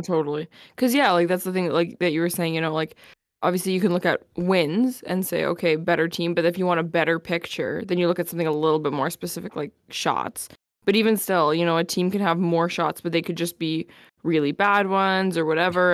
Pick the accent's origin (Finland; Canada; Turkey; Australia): Canada; Winnipeg, Manitoba; we all know that if we're from Winnipeg